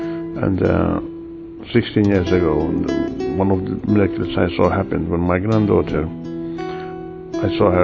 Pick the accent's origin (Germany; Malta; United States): Malta; I'm from Malta.